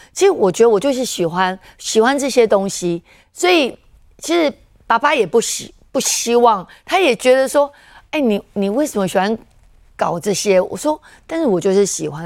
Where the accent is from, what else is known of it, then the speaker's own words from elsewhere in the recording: Jiangjun, Tainan, Taiwan; 我们老家，我们这个将军巷口